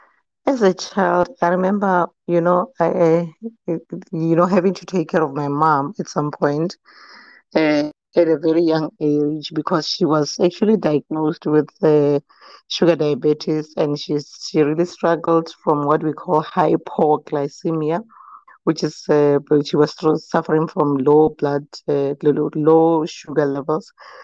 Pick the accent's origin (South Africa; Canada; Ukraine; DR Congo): South Africa; Mankweng, Limpopo; also born or lived in Tembisa; I was born in Tembisa, and then my home is in Limpopo, Mankweng, to be specific. Yeah, and I was raised everywhere.